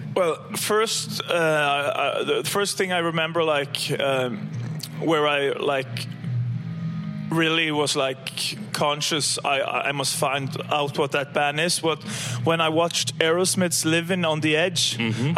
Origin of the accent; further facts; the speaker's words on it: Stavanger, Rogaland, Norway; now in Trondheim, Norway; I'm from Stavanger